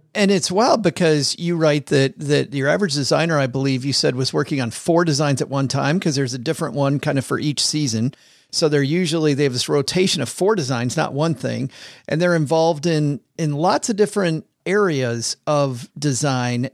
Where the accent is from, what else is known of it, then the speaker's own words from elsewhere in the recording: Kalamazoo, Michigan, United States; I grew up in Kalamazoo in farm country